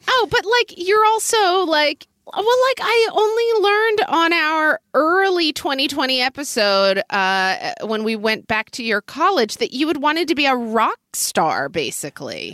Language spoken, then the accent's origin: English; Oklahoma, United States; now in Seattle, United States; as a kid growing up in Oklahoma